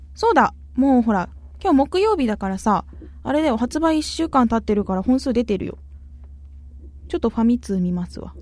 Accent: Arao, Kumamoto, Japan; 私、実は荒尾出身なんですよ。熊本県の。

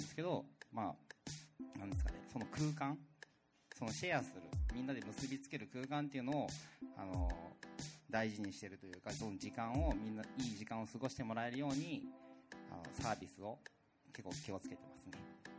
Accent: Itoshima, Fukuoka, Japan; moved away as an adult; also born or lived in Tokyo; now in Fukuoka, Japan; 僕はあの出身が糸島なんですね

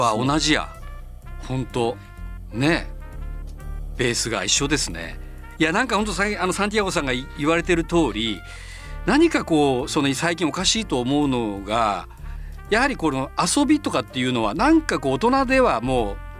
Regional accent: Fukuoka, Japan; also born or lived in Tokyo; 僕のようなすごいネイティブで福岡でずっと生まれ育って

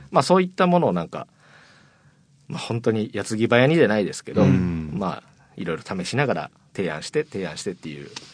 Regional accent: Maniwa, Okayama, Japan; moved away as an adult; now in Fukuoka, Japan; 岡山出身なんですけど、うあの、岡山岡山の、えっと、 真庭市っていう、はい、すごいど田舎

